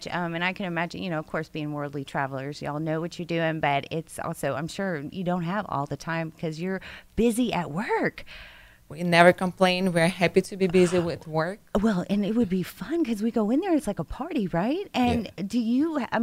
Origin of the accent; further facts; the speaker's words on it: Russia; also born or lived in New Jersey; now in Texas, United States; I'm from Russia.